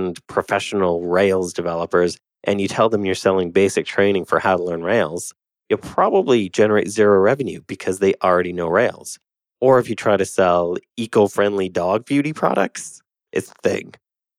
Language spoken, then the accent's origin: English; Canada; I'm Canadian